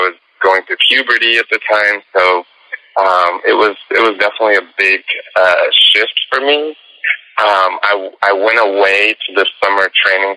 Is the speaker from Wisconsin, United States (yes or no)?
no; Tampa, Florida, United States; I did this community project called the Chocolate Nutcracker in my city in Florida. I'm from the Tampa Bay area